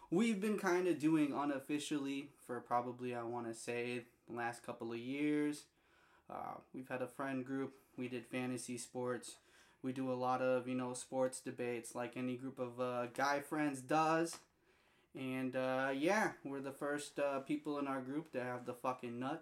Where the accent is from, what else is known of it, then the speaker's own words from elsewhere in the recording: Minnesota, United States; also born or lived in San Diego, California; we're both primarily grew up in the Midwest, Minnesota